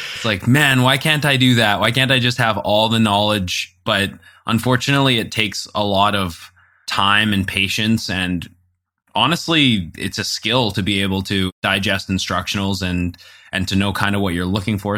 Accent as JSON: {"language": "English", "country": "Canada", "said": "we're Canadian"}